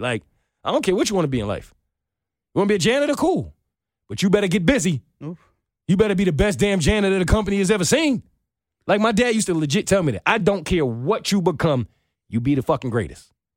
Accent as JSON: {"language": "English", "region": "New York", "country": "United States", "moved": "as an adult", "lives_now": "Atlanta, United States", "said": "I'm from New York."}